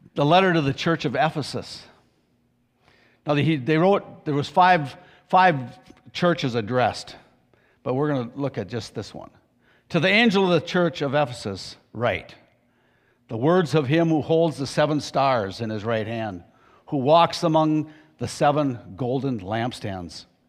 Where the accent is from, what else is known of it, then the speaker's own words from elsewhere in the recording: United States; I grew up in Pierce County